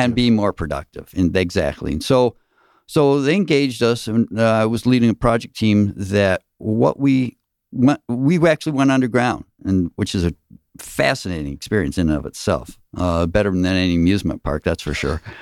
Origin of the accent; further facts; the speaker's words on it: Michigan, United States; now in Gwinnett County, United States; I'm originally from Michigan